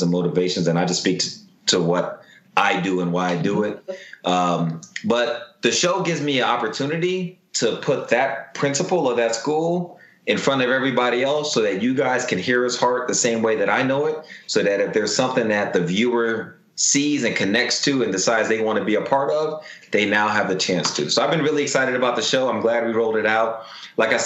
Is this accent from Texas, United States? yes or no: yes; Houston, Texas, United States; I grew up in Houston, Texas